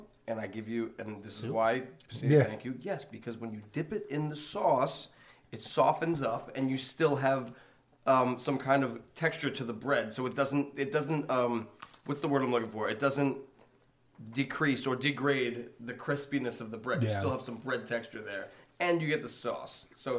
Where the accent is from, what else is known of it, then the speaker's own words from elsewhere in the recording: Long Island, New York, United States; Sorry, I'm from Long Island.